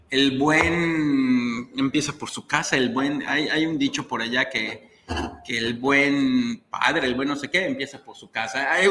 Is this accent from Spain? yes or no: no; Mexico; como buenos mexicanos